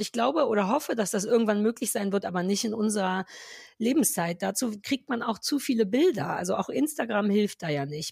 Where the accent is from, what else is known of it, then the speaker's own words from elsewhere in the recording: Berlin, Germany; wir Berliner